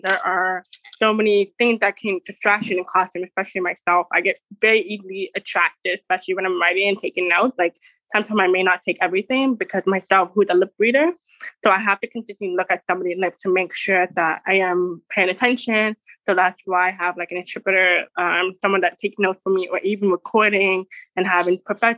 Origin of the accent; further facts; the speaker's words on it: Toronto, Ontario, Canada; I am born and raised in Canada, Toronto.